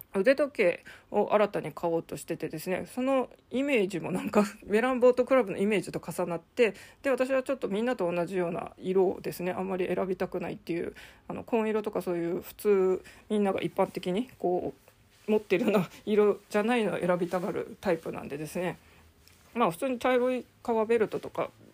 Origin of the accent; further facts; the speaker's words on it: Sapporo, Hokkaido, Japan; 札幌生まれ札幌育ちの私